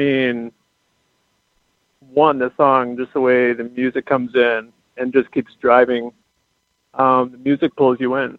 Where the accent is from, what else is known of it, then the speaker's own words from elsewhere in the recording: Rochester, Minnesota, United States; Growing up in small town Minnesota, not even Minneapolis, but growing up in Rochester